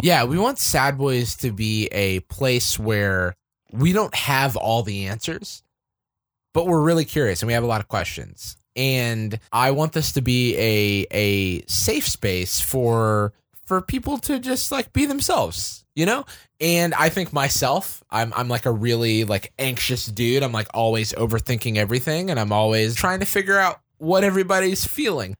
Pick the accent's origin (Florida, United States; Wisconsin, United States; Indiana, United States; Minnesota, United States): Florida, United States; moved away as an adult; also born or lived in Georgia; now in San Francisco, United States; I grew up in Florida. I went to Georgia for school, and then I moved out to, uh, to San Francisco